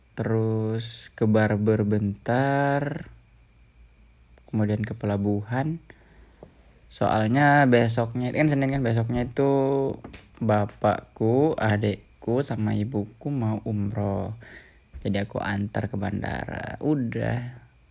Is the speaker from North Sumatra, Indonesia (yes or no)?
no; Balikpapan, East Kalimantan, Indonesia; now in Yogyakarta, Indonesia; mau pulang ke rumah Balikpapan